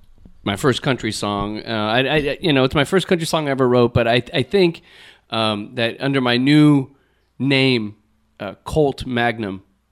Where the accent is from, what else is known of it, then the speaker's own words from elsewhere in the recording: Texas, United States; And I'm from Texas. I'm from Texas.